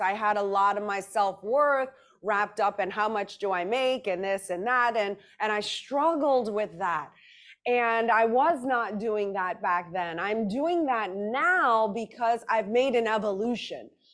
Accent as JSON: {"language": "English", "town": "New Orleans", "region": "Louisiana", "country": "United States", "tie": "born or raised there", "said": "I grew up in New Orleans, Louisiana"}